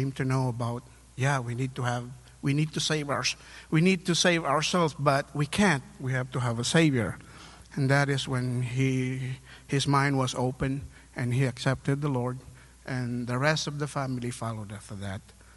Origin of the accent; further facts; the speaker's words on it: Philippines; moved away as an adult; now in United States; I was born and raised in the Philippines. I came over here to the U.S. in 2010